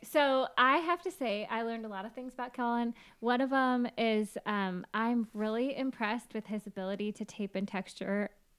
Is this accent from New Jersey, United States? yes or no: no; Washington, United States; I'm from Washington.